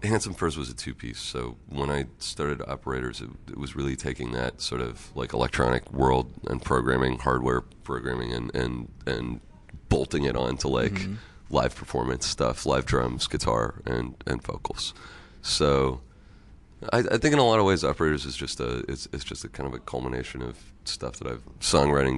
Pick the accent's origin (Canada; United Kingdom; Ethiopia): Canada; also born or lived in Los Angeles, California, United States; as a Canadian